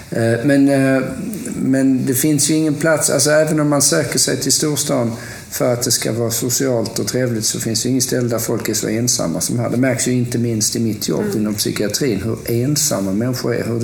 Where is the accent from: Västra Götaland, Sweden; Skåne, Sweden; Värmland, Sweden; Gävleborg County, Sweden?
Skåne, Sweden; Lund; also born or lived in Stockholm / Gothenburg; jag är ju uppvuxen i, i Lund, eller Lund-Malmö-regionen. Och sen så flyttade jag Eh, till Stockholm och sen flyttade jag från Stockholm till Göteborg.